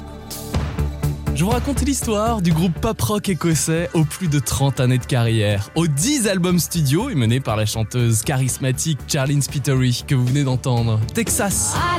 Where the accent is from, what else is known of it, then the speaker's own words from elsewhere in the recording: France; chez nous, en France